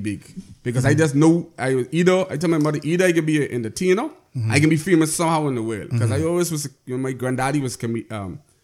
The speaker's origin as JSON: {"language": "English", "region": "Inagua", "country": "Bahamas", "tie": "born or raised there", "said": "I grew up in Inagua"}